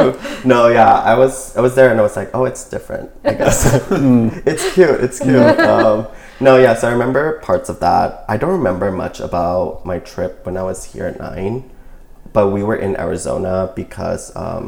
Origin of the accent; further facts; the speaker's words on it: Bangkok, Thailand; moved away as an adult; now in Oakland, United States; So I moved to Oakland 7 years ago, and before that I was born and raised in Bangkok, Thailand.